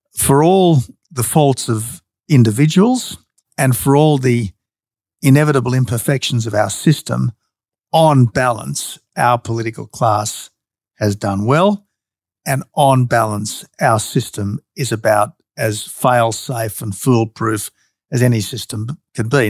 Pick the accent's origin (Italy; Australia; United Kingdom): Australia; the Australian Prime Minister